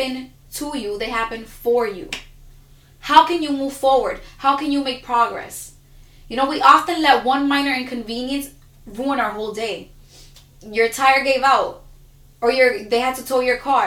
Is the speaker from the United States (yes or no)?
yes; New York City, New York, United States; I was given so many labels because I'm from Dykeman